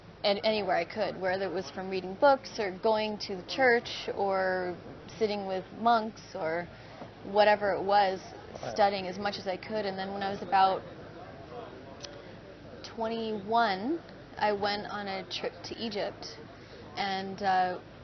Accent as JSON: {"language": "English", "country": "Guam", "tie": "born or raised there", "also_born_or_lived": "Mesa, Arizona", "said": "raised on the island of Guam, Chamorro, and I come from an indigenous community that is in the Pacific"}